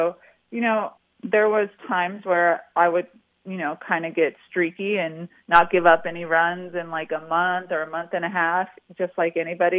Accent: Salinas, California, United States; Central Coast, born and raised in Salinas, California.

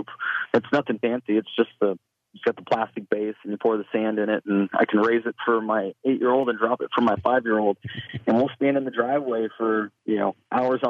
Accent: West Coast, United States; growing up on the West Coast like I did

